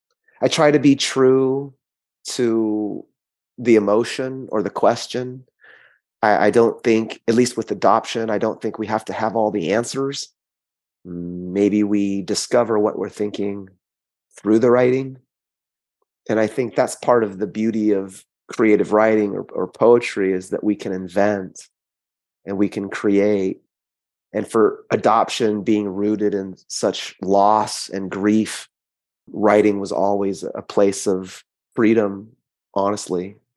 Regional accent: California, United States; also born or lived in South Korea; before I came to California, I was born in South Korea and adopted at 10 months.

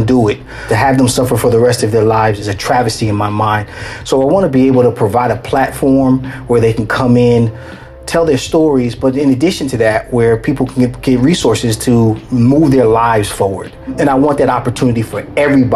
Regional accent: New Jersey, United States; now in Los Angeles, United States; I'm originally from New Jersey, but I'm a transplant to Los Angeles. I came out here in 82, so I've been here a long, long time

